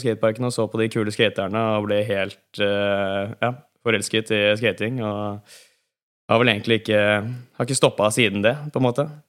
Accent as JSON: {"language": "Norwegian", "town": "Bærum", "region": "Akershus", "country": "Norway", "tie": "born or raised there", "said": "Jeg vokste opp på Bekkestua til Bærum"}